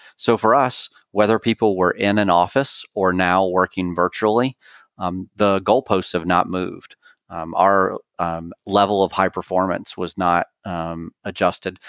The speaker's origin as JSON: {"language": "English", "town": "Clemson", "region": "South Carolina", "country": "United States", "moved": "yes", "said": "I'm originally from Clemson, South Carolina"}